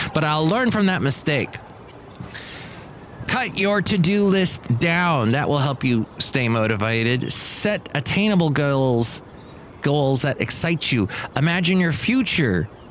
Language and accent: English; California, United States; longtime Californian here, growing up in California